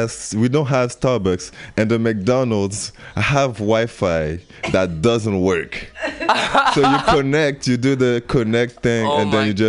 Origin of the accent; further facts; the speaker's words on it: Guadeloupe; English is a second language; now in Montreal, Canada; I'm from Guadeloupe.